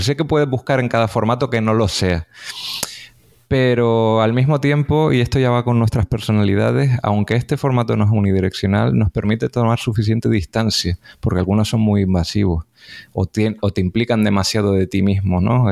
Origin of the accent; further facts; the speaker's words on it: Canary Islands, Spain; eso nos llevó a conocernos como divulgadores canarios